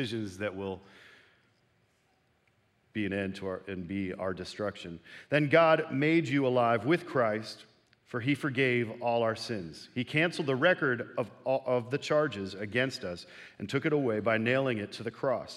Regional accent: Canada; moved away; I sometimes need to cross over the border to my homeland of Canada.

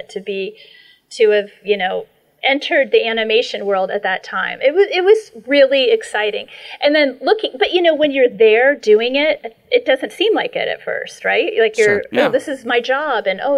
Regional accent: Ohio, United States; moved away as an adult; now in Los Angeles, United States; I moved here to California, out here to Los Angeles. I'm from Ohio originally

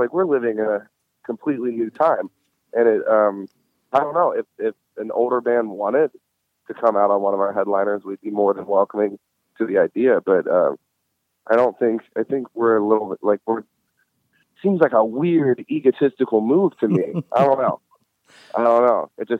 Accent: New Orleans, Louisiana, United States; And my brother is his fucking banker, so it's a small world. He lives in the town that I grew up in.

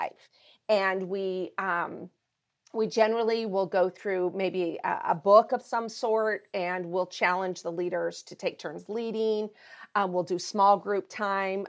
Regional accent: Montana, United States; I am originally from Montana, that's where I grew up

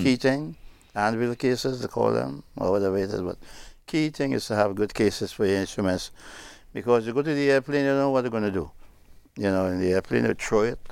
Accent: Trinidad & Tobago; moved away; it's my hometown

